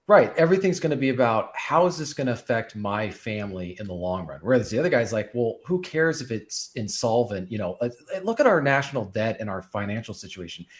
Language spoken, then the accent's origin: English; Bellevue, Washington, United States; moved away; I was displaced from my hometown where I was planning to live